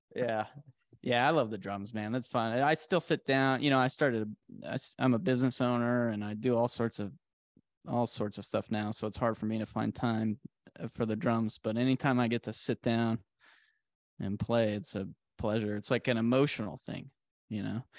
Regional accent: Arizona, United States; 'cause this is where I grew up. I'm born and raised in Arizona.

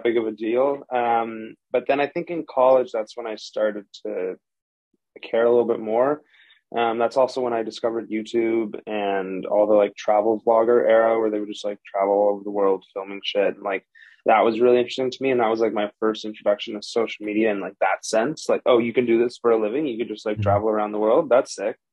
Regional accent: Toronto, Ontario, Canada; also born or lived in Los Angeles; Originally from Toronto, Canada. Born and raised, lived there for the majority

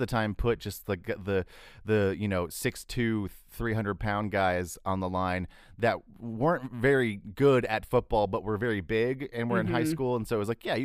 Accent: Texas, United States; I'm from Texas, and in Texas, football is king

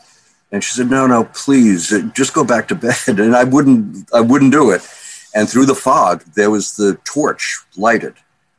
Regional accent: Hamburg, Germany; born there; Well, I was born in Hamburg, Germany, in 1942, which was the middle of the war. And Hamburg was the biggest seaport in Germany.

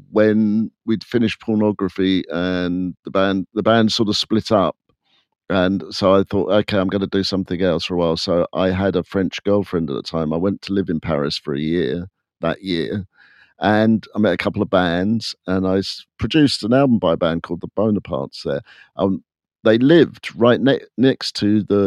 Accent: England, United Kingdom; when we were growing up in England in the 70s

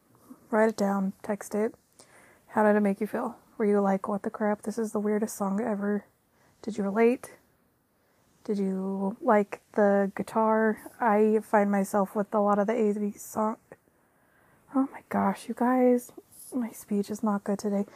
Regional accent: Utah, United States; I'm from Utah in the United States

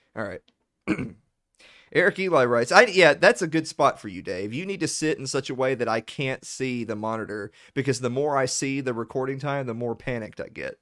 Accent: the South, United States; I'm from the South

